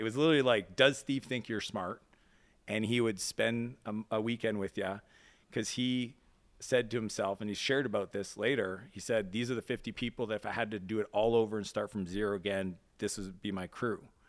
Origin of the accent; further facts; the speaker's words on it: East Coast of Canada, Atlantic Canada, Canada; now in United States; I grew up in Canada on the East Coast, even though I spent most of my time in the U S.